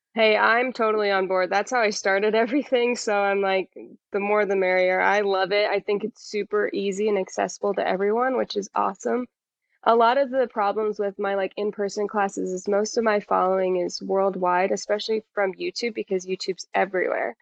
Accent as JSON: {"language": "English", "town": "Indianapolis", "region": "Indiana", "country": "United States", "also_born_or_lived": "Costa Rica", "said": "I'm from Indianapolis"}